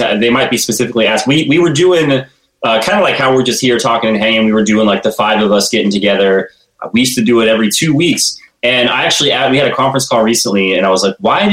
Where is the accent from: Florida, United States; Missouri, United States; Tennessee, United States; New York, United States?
Florida, United States; Tallahassee; I'm from Tallahassee